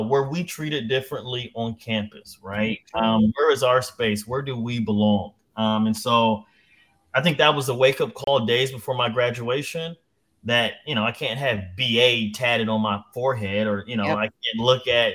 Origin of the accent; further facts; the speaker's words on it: San Diego, California, United States; my hometown of San Diego